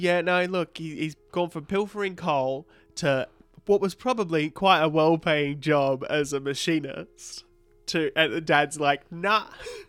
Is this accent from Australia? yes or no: yes; Melbourne, Victoria, Australia; from Melbourne, Australia.